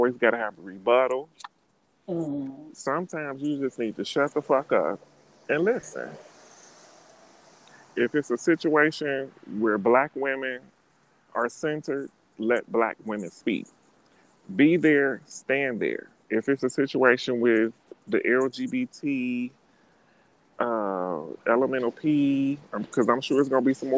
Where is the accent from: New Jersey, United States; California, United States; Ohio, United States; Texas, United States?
Ohio, United States; Cincinnati; moved away as an adult; now in New York City, United States; growing up in Cincinnati